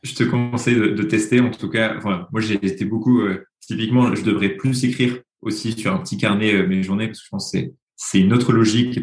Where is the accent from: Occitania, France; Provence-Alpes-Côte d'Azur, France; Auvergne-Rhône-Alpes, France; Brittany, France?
Occitania, France; Toulouse; now in Paris, France; je suis euh, toulousain de naissance et parisien d'adoption